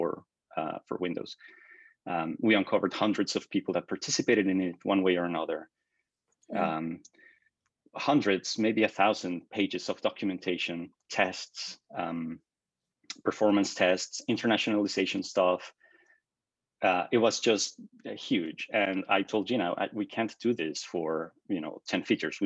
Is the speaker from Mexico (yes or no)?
yes; Mexico; moved away as an adult; also born or lived in Toronto; I came out of undergrad with a computer systems engineering degree from Mexico. And I worked as an independent freelance software developer, doing custom work for local companies in my hometown